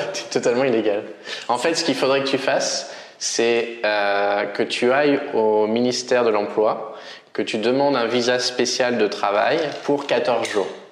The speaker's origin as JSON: {"language": "French", "region": "Normandy", "country": "France", "moved": "yes", "lives_now": "Vietnam", "said": "je suis normand."}